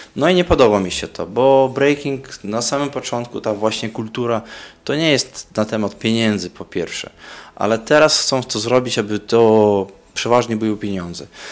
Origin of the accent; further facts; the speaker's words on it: Daugavpils, Latgale, Latvia; breaking bardzo popularny u nas w Daugavpils i chyba byłem w klasie piątej czy szóstej w szkole